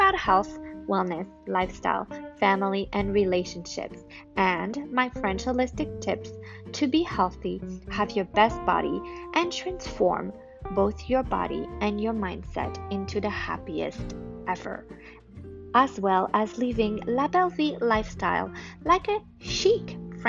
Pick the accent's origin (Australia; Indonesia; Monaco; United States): Monaco; I am your host from Monaco.